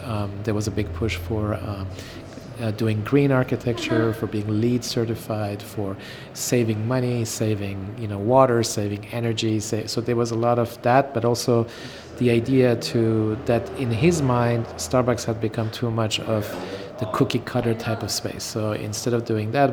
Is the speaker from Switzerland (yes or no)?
yes; Switzerland; moved away as an adult; also born or lived in Iran; now in Los Angeles, United States; I grew up in boarding school in Switzerland mainly for 12 years. I was born in Iran.